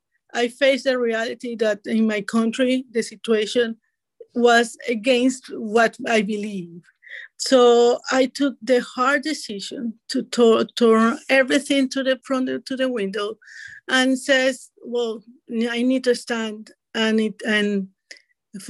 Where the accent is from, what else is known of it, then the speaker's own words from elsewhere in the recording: Venezuela; English is a second language; moved away as an adult; now in United States; I'm from Venezuela